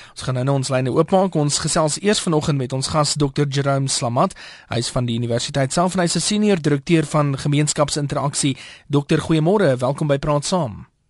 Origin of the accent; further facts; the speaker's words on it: South Africa; ons as Suid-Afrikaners